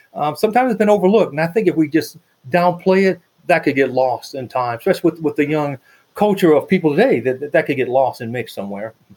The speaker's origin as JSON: {"language": "English", "country": "United States", "said": "I'm an American"}